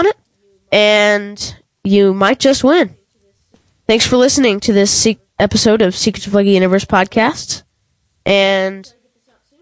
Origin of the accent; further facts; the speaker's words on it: St. Louis, Missouri, United States; now in Georgia, United States; I am from St. Louis. I don't live in St. Louis, but I am from St. Louis.